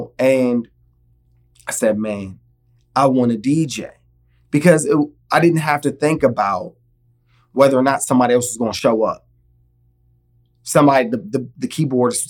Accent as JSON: {"language": "English", "region": "Virginia", "country": "United States", "tie": "born or raised there", "said": "originally I'm from Virginia, born and raised DMV, DC, Maryland, Virginia."}